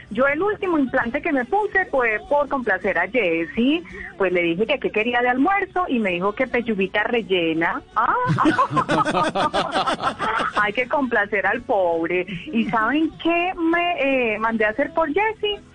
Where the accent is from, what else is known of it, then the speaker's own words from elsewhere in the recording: Monterrey, Nuevo León, Mexico; Yo me considero regia, ¿o no?